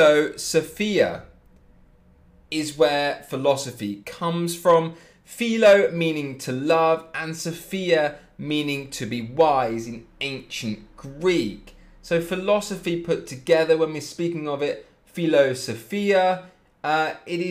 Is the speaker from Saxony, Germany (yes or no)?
yes; Leipzig, Saxony, Germany; I'm from Leipzig myself